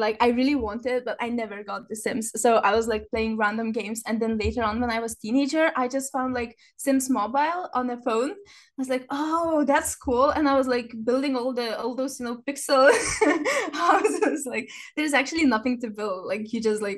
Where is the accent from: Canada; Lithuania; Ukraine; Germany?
Lithuania; now in Scotland, United Kingdom; I'm a simmer from Lithuania. I live in Scotland.